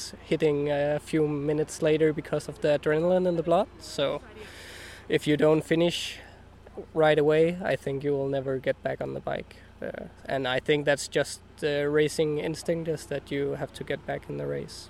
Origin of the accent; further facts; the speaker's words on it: Denmark; I'm 25 and I'm from Denmark